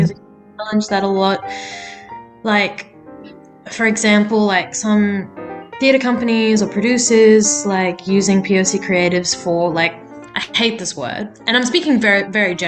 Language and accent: English; Sydney, New South Wales, Australia; I grew up in specifically Western Sydney, on Darug land.